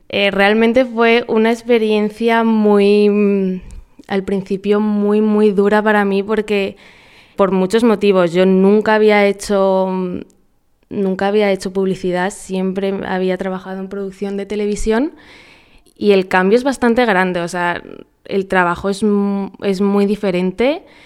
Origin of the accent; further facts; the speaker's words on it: Madrid, Community of Madrid, Spain; moved away as an adult; now in Paraguay; soy de Madrid, llevo un año y medio viviendo en Paraguay